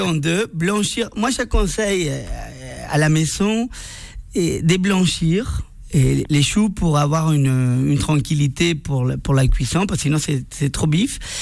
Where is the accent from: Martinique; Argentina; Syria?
Argentina; French is a second language; moved away as an adult; now in Paris, France; je suis venu de l'Argentine. Ça fait 15 ans que j'habite à Paris